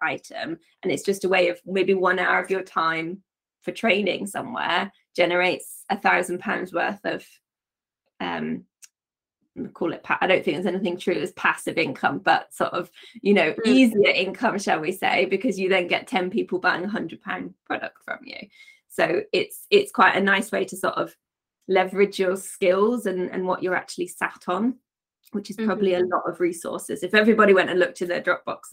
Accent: Wiltshire, South West England, United Kingdom; moved away as an adult; also born or lived in Devon; now in France; I was born in Devon, but I sort of grew up in Wiltshire

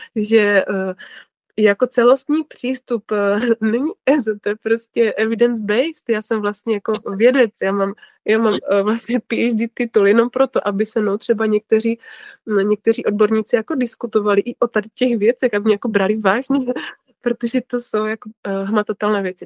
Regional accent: Ostrava, Moravian-Silesian Region, Czechia; já jsem z Ostravy, to jste asi možná poznali už podle mé mluvy

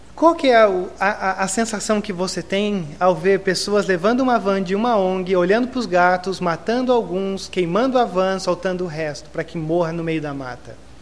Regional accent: Brazil; como brasileiros

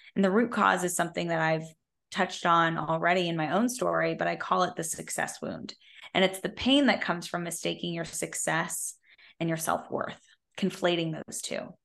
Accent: Silicon Valley, California, United States; I grew up in Silicon Valley

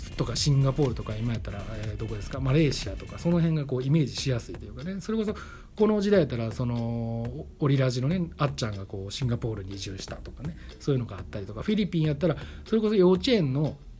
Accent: Kobe, Hyogo, Japan; moved away as an adult; also born or lived in Tokyo; now in Delft, Netherlands; 僕神戸出身

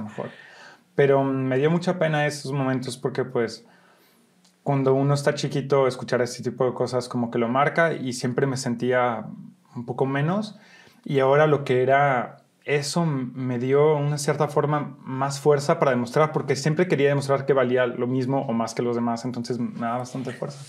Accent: Brussels, Brussels-Capital Region, Belgium; moved away as an adult; also born or lived in Molenbeek / New York; now in Mexico; nací en Bélgica, Bruselas, Bélgica, y mm, nací de una mamá mexicana que venía de Sinaloa y de un papá belga

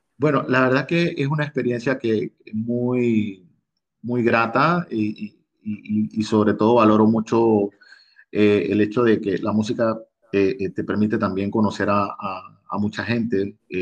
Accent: Costa Abajo, Colón, Panama; yo soy oriundo de la provincia de Colón, específicamente de la Costa Abajo

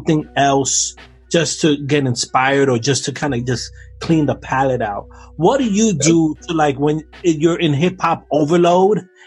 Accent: New York, United States; Me growing up in New York

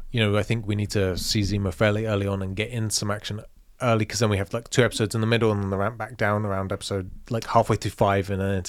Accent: London, United Kingdom; Also, I have no freaking idea because I'm a Londoner.

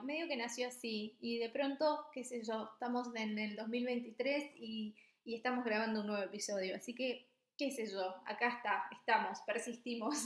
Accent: Misiones, Argentina; moved away as an adult; also born or lived in Buenos Aires; now in Copenhagen, Denmark; soy de Argentina, de Misiones, upa, eh, viví varios, varios casi 10 años en Capital y después, por, no sé, me agarró como una especie de ola muy grande que me trajo a Dinamarca

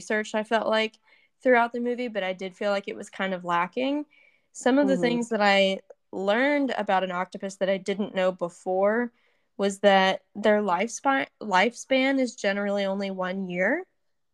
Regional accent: Middle Tennessee, United States; we grew up in Middle Tennessee where there is not really much water at all

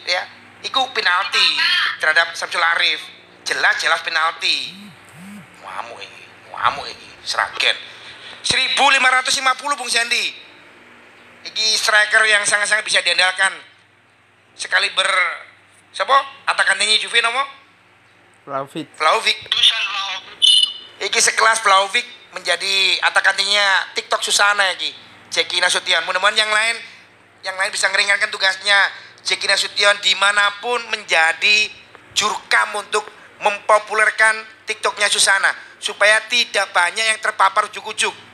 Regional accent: Surabaya, East Java, Indonesia; ini yang di Sukabumi, aku asli Surabaya

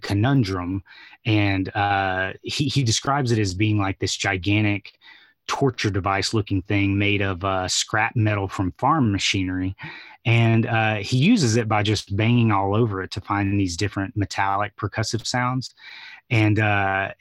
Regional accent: Atlanta, Georgia, United States; being born and raised in Atlanta

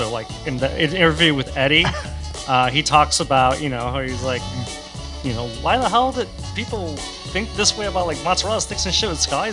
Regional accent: Miami, Florida, United States; moved away; I'm from Miami

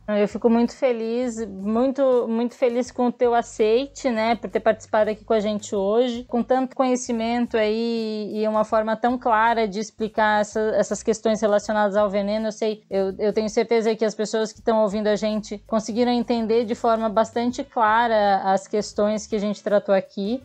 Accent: Imbituba, Santa Catarina, Brazil; moved away; also born or lived in São Paulo; Eu sou de Imbituba, eu sou de uma cidade vizinha de Tubarão

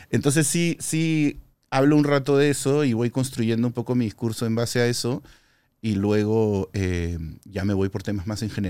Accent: Peru; cuando no me creen que soy peruano, ¿no? A pesar de que soy rojo y blanco como la bandera del Perú

